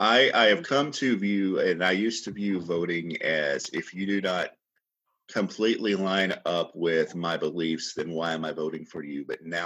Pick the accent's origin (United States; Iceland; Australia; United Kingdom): United States; Kentucky; where I grew up in Kentucky